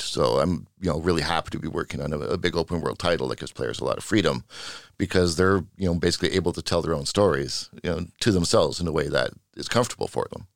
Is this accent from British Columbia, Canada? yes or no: yes; Vancouver, British Columbia, Canada; moved away as an adult; now in Sweden; I'm from Vancouver, Canada